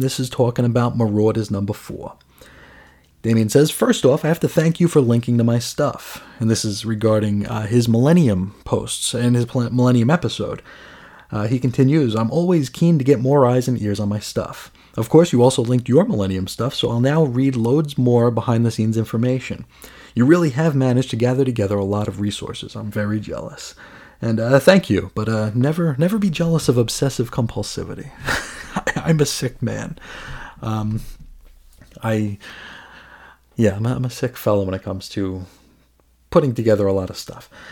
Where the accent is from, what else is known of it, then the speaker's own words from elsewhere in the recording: United States; as an American